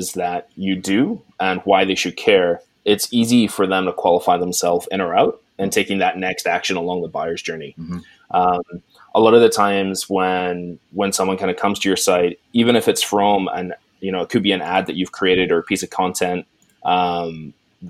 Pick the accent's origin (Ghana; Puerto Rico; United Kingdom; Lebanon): United Kingdom; Scotland; moved away as an adult; now in Canada; But I grew up in Scotland and now live in Canada.